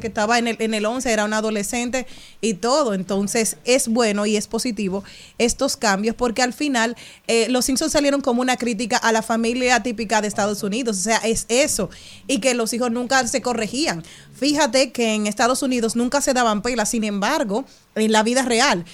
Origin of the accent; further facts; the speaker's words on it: Higüey, La Altagracia, Dominican Republic; yo soy de Higüey